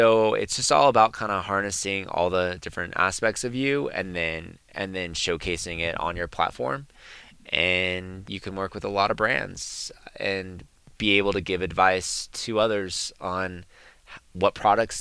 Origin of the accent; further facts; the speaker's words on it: San Jose, California, United States; I grew up in San Jose